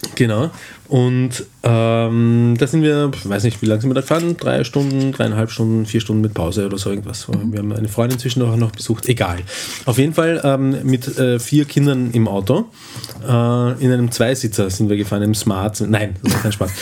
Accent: Eastern Austria, Austria; es gibt sehr viel äh, äh, flaches Land auch in Österreich, gerade im Osten, wo wir herkommen

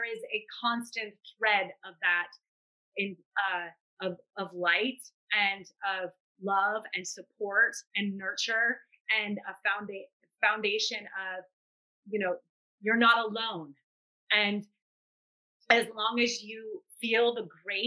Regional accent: New Orleans, Louisiana, United States; I'm from New Orleans

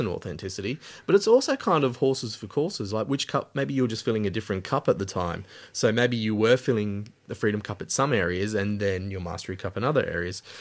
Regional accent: Alice Springs, Northern Territory, Australia; moved away; I came from Alice Springs, the middle of Australia

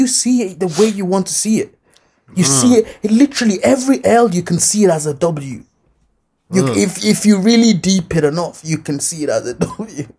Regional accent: Balbriggan, Leinster, Ireland; growing up in Balbriggan

